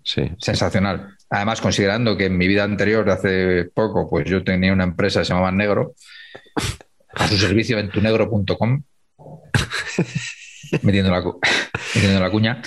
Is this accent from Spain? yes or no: yes; Humanes, Spain; Stanislao Zazo tiene una calle en mi pueblo, en Humanes